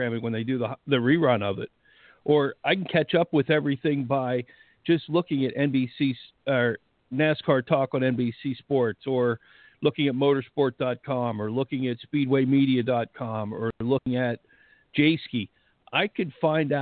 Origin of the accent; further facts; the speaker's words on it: Pennsylvania, United States; whenever I grew up in Pennsylvania